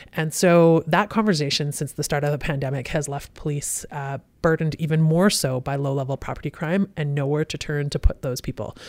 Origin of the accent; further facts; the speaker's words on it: Kelowna, British Columbia, Canada; also born or lived in Vancouver / Sea to Sky; Born and raised in Kelowna. Kelowna General Hospital